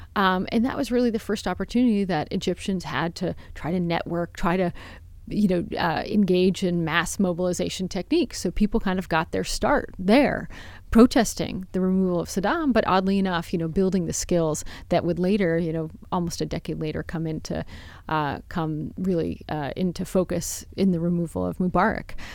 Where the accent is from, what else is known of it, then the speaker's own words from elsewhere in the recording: United States; even as an American